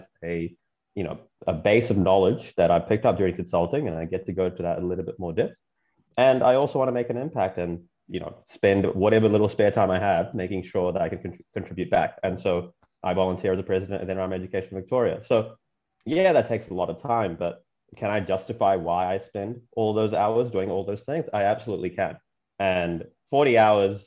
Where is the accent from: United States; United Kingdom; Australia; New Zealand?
New Zealand; Auckland; also born or lived in Chennai, India / Brunei; And then I moved to New Zealand when I was 9, and I grew up there. I lived in Auckland